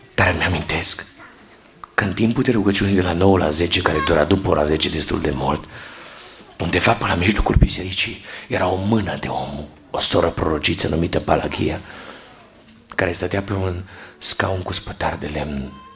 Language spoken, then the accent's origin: Romanian; Cluj-Napoca, Cluj County, Romania; Locuiam în Cluj-Napoca de când eram mic și mergeam în Feliacu, făceam naveta